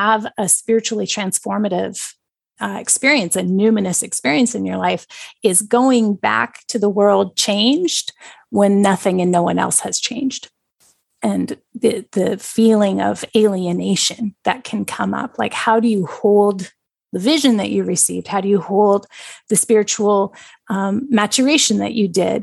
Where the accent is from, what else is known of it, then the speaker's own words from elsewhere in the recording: British Columbia, Canada; my home bioregion of British Columbia, which has actually many different bioregions, but I grew up as like a sea and mountain kind of person